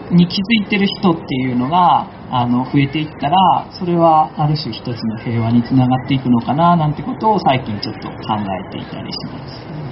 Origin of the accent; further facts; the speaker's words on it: Akashi, Hyogo, Japan; moved away as an adult; also born or lived in South Sudan / Palestine / Amagasaki; もともとは出身は明石なんですけども長い間実は海外の方でですね仕事をしてましてずっと環境に関わる仕事を南スーダンとかパレスチナとかで仕事をしてきてたんですけども